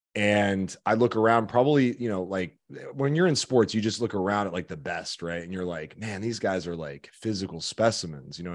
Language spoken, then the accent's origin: English; Chicago, Illinois, United States; moved away; I'm from Chicago